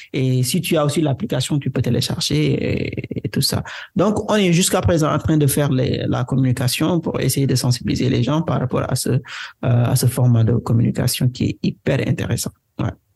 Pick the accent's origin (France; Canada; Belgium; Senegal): Senegal; first language Wolof; French is a second language; je suis sénégalais, né au Sénégal, grandi au Sénégal